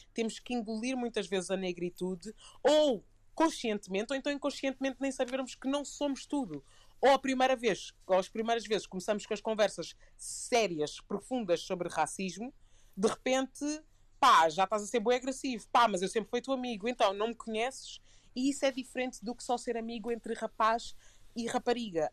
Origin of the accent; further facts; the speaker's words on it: Portugal; crescendo em Portugal